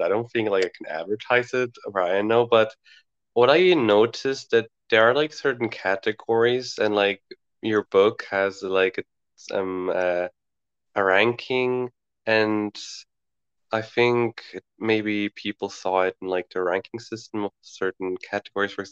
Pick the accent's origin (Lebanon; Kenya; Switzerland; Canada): Switzerland; I'm 16 and I come from Switzerland